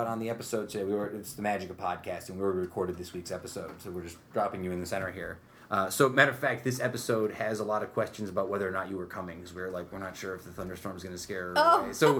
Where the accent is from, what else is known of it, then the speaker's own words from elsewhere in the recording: Utica, New York, United States; I was a Proctor guy